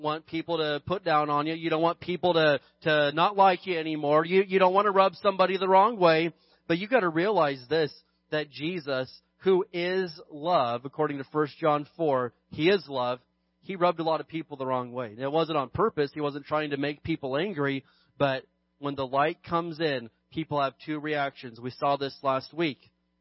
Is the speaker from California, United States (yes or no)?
yes; California, United States; I'm more proud of being a Christian than I am being a Californian